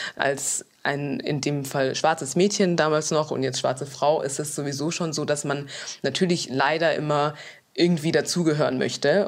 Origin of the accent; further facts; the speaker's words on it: Munich, Bavaria, Germany; ich komme aus München und nicht aus Düsseldorf